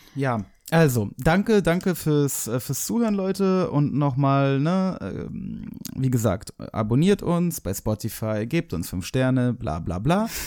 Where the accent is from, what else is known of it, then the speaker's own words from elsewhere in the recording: Hamburg, Germany; ich bin nicht aus Berlin, sondern aus Hamburg